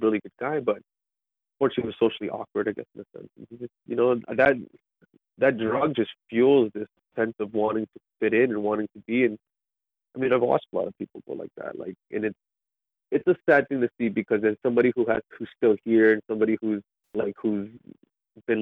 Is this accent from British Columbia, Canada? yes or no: no; Niagara Falls, Ontario, Canada; also born or lived in St. Catharines, Ontario; I was born in Niagara Falls area. So I grew up there till about grade four. No, I think it was grade four. No, grade six, I moved to St. Catharines.